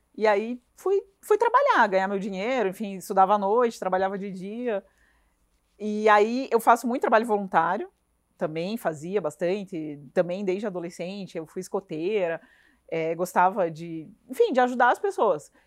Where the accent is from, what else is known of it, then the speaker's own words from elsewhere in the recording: Rondônia, Brazil; now in Curitiba, Brazil; eu passei a minha infância em Rondônia, que é no norte do país